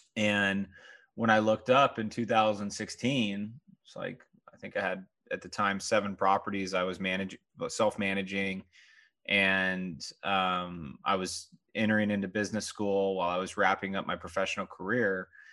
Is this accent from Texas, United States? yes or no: no; Southern California, United States; I grew up in Southern California